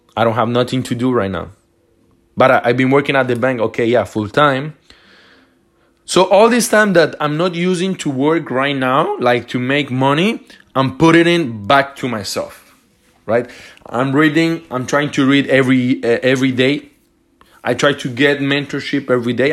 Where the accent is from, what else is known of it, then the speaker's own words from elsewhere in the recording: Montreal, Quebec, Canada; I'm from Montreal